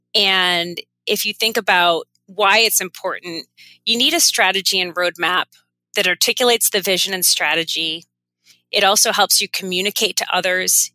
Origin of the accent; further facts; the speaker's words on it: Maine, United States; moved away as an adult; also born or lived in Connecticut; now I'm settled back in my home state